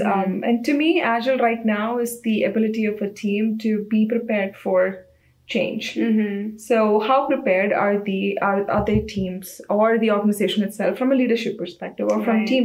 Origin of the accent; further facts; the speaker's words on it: India; moved away as an adult; now in United States; I'm from India, so I started as a design engineer in a small startup company in India, Reiotech.